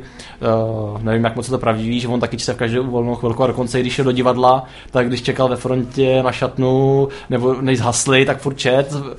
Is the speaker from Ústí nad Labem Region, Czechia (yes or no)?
no; Zvěstov, Central Bohemian Region, Czechia; Zvěstov je vesnice, odkud pocházím